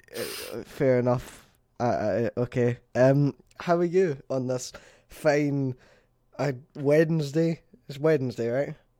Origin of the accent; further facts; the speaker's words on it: Scotland, United Kingdom; I'm Scottish